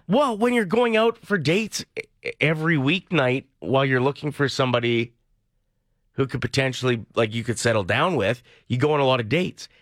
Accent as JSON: {"language": "English", "area": "near Neilburg", "region": "Saskatchewan", "country": "Canada", "tie": "born or raised there", "moved": "yes", "said": "Nielburg, a town near my hometown."}